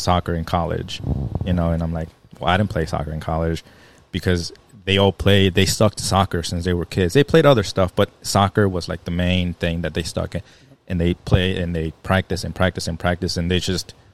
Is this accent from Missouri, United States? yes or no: yes; Maryland Heights, Missouri, United States; growing up here in St. Louis, I grew up in Maryland Heights